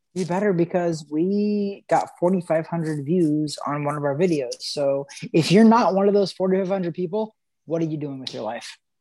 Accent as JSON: {"language": "English", "region": "Missouri", "country": "United States", "said": "I'm from Missouri"}